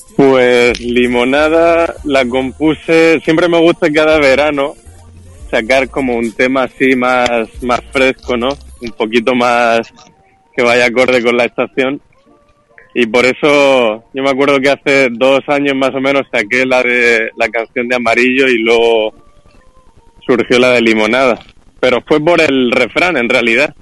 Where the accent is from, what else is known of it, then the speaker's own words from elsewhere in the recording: Murcia, Region of Murcia, Spain; en Murcia, la ciudad de donde yo soy